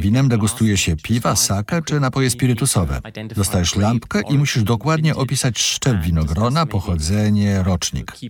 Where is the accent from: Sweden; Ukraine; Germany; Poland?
Germany; Cologne, North Rhine-Westphalia; Polish is a second language; moved away as an adult; also born or lived in Rheingau, Germany; now in Zurich, Switzerland; pochodzę z kolonii w Niemczech, miasta, które skupia się na piwie